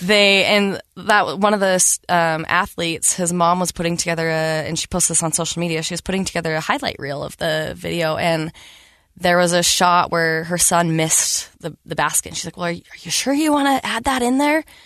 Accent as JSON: {"language": "English", "town": "Riverton", "region": "Utah", "country": "United States", "tie": "born or raised there", "also_born_or_lived": "South Salt Lake, Utah", "said": "I grew up in South Salt Lake, grew up in Riverton"}